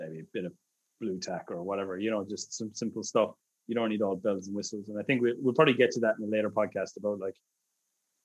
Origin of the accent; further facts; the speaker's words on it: Ireland; moved away; I'm Irish.